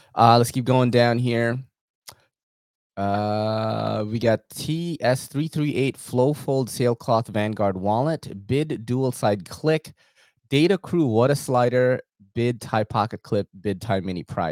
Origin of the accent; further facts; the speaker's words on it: New York City, New York, United States; I'm from New York City.